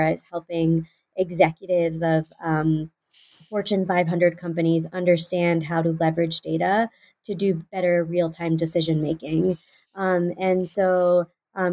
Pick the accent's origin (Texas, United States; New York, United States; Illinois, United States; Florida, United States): Texas, United States; Houston; moved away as an adult; also born or lived in Pennsylvania; I was born and raised in Houston, Texas